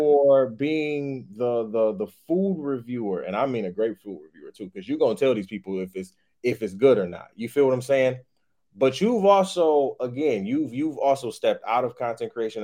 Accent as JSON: {"language": "English", "town": "Detroit", "region": "Michigan", "country": "United States", "tie": "born or raised there", "also_born_or_lived": "Grand Rapids, Michigan", "moved": "as an adult", "said": "living in Detroit, growing up in Detroit, and then going to college for eight years"}